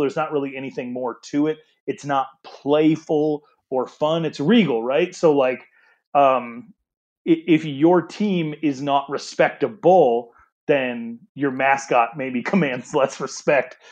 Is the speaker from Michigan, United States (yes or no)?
no; Wyoming, United States; now in Arizona, United States; I'm from Wyoming.